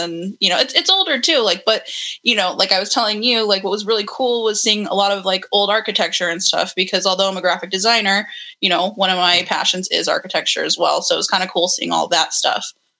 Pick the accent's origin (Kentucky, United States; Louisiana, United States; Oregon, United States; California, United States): California, United States; Southern; also born or lived in Michigan; born and raised in Southern California, lived in Michigan for a little bit, traveled back and forth between the two, been to the East Coast, traveled for shows.